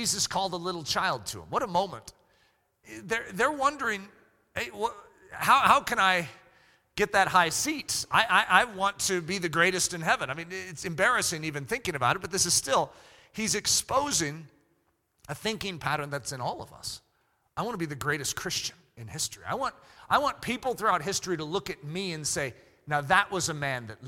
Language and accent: English; United States; I'm an American pastor